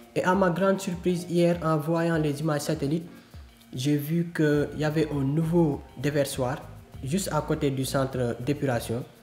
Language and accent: French; Senegal; also born or lived in Keur Massar, Dakar; je suis sénégalais, je vis dans la région de Dakar à Kermassar